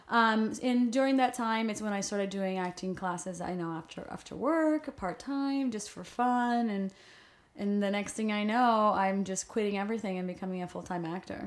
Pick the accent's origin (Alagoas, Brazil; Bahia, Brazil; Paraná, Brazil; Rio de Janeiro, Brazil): Rio de Janeiro, Brazil; English is a second language; moved away as an adult; also born or lived in New York; now in Los Angeles, United States; I was born and raised in Brazil